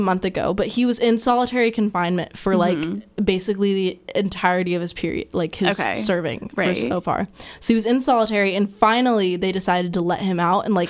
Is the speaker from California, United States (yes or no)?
yes; Central Coast, California, United States; moved away; I'm from California.